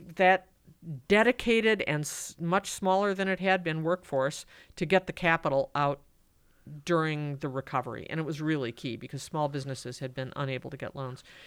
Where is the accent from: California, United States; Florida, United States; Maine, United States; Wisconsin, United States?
Wisconsin, United States; Madison; born and raised in Madison